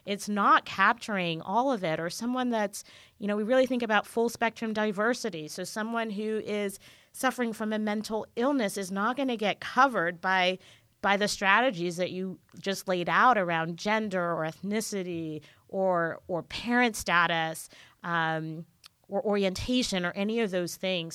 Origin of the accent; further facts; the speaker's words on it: Jamaica; now in California, United States; I grew up in Jamaica, I'm Jamaican.